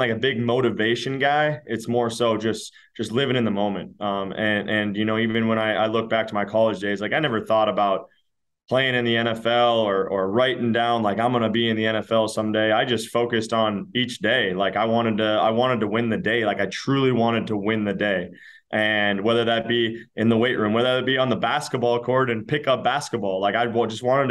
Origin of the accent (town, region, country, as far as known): Minnesota, United States; born or raised there